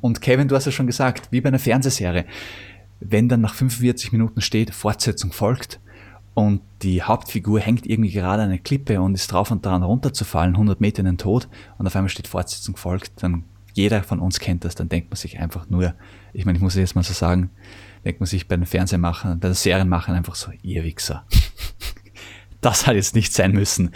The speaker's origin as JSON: {"language": "German", "region": "Vienna", "country": "Austria", "said": "ich komme übrigens aus Wien"}